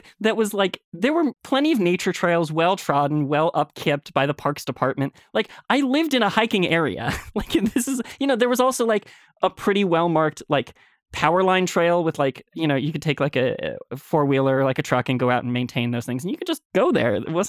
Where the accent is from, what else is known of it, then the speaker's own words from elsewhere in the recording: New York, United States; I grew up in Westchester, New York, and my house was sort of on a cul-de-sac pretty far into the woods.